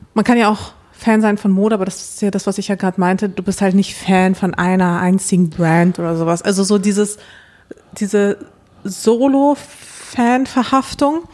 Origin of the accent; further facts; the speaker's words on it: Dortmund, North Rhine-Westphalia, Germany; aufgewachsen in Dortmund